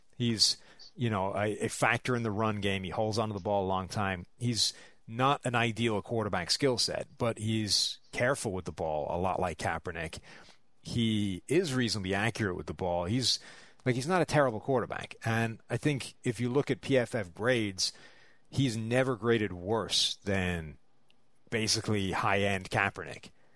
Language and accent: English; Dublin, Leinster, Ireland; I'm from Dublin.